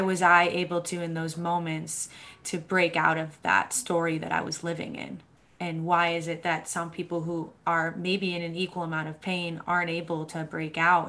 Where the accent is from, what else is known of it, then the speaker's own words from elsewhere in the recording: Boston, Massachusetts, United States; I grew up in Boston, Massachusetts